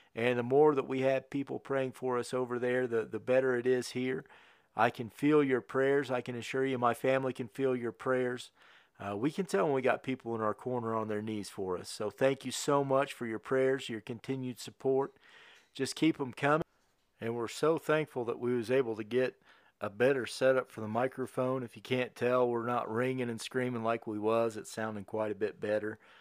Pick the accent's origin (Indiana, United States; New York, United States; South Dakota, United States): Indiana, United States; Connersville; moved away as an adult; also born or lived in New Castle, Indiana; we moved to Newcastle in two thousand thirteen, but we was raised in Connorsville